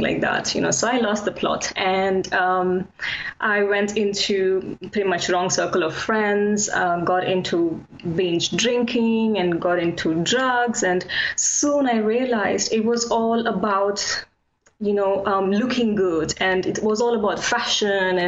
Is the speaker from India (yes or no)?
yes; India; moved away as an adult; now in London, United Kingdom; I was born and raised in India